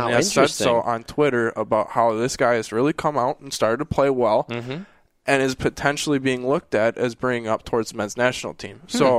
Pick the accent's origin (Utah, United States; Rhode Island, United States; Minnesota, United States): Minnesota, United States; growing up in Minnesota